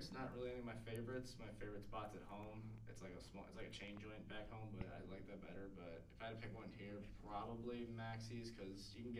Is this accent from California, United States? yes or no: no; West Grove, Pennsylvania, United States; I'm from West Grove, PA. It's a very small, rural, basically just a bunch of suburbs, kind of connected together, out in rural PA. It's an hour and a half out from Philly.